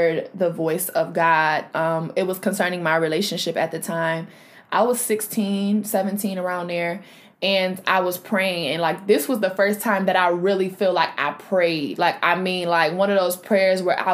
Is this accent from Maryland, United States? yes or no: no; Rochester, New York, United States; my city, I'm from Rochester, New York